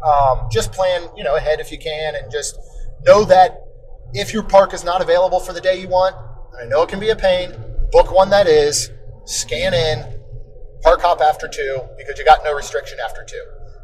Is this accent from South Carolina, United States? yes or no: no; Maryland, United States; moved away; Growing up in Maryland, you'd get some humidity and stuff